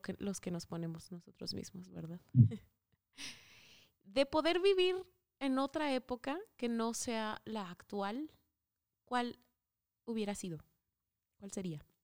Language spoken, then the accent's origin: Spanish; Coahuila, Mexico; Yo soy de Coahuila, estamos ahorita en Saltillo